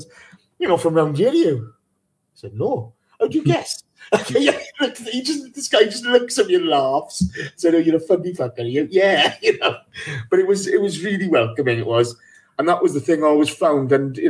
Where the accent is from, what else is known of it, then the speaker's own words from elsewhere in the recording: West Wales, United Kingdom; small town in West Wales, you're up in North London